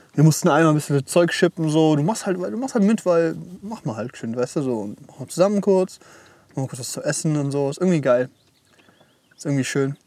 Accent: Esslingen, Baden-Württemberg, Germany; bei uns in Esslingen

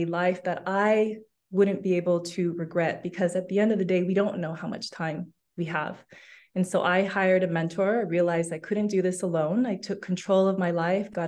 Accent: Los Angeles, California, United States; moved away as an adult; also born or lived in London, United Kingdom; now in Barcelona, Spain; I'm originally from Los Angeles, California

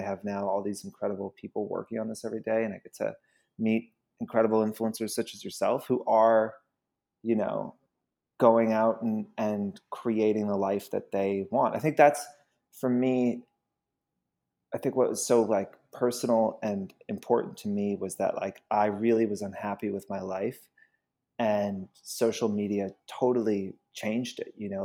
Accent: Georgia, United States; moved away as an adult; also born or lived in Queens, New York; now in New York, United States; I'm from Georgia, actually. I was born in Queens, but, like, when I was six months old, we moved down to Georgia

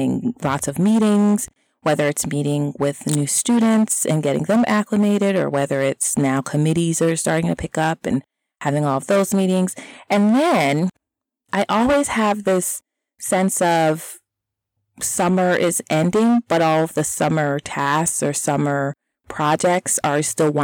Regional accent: Florida, United States; now in Mid-Atlantic, United States; I am originally from Florida

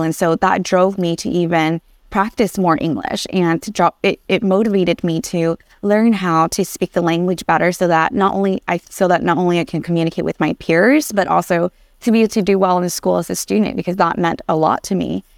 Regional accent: Anaheim, California, United States; English is a second language; also born or lived in Vietnam; up until sixth grade, I, I grew up in Anaheim

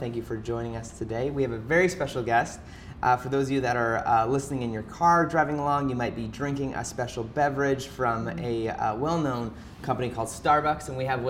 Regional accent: Vancouver, British Columbia, Canada; So we're filming and recording in Vancouver today, which is a nice special because it's my hometown.

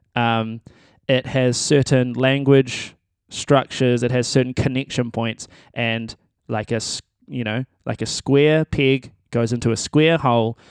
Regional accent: New Zealand; I'm a musician and I am from New Zealand

